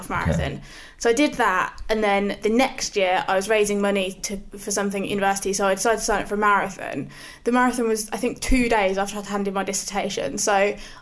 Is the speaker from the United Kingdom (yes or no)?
yes; Northampton, East Midlands, United Kingdom; I'm from Northampton, so in the middle of the Midlands.